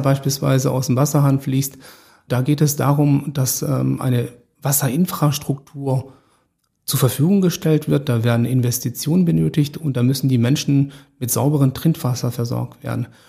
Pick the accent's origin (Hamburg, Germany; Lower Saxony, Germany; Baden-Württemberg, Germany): Baden-Württemberg, Germany; Stuttgart; moved away; ich komme ursprünglich aus Stuttgart